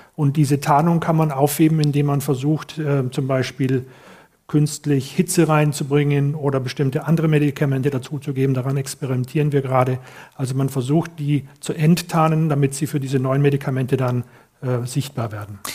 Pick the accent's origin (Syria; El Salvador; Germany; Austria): Germany; Cologne, North Rhine-Westphalia; als Kölner